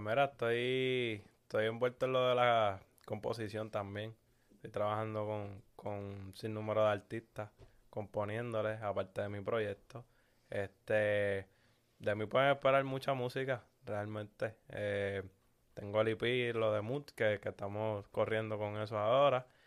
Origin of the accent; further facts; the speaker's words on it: Puerto Rico; somos de Puerto Rico